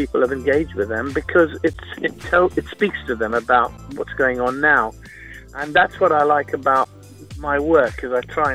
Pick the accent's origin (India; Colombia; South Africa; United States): India; West Bengal; now in United Kingdom; I was born in India. I grew up there within a Jewish community.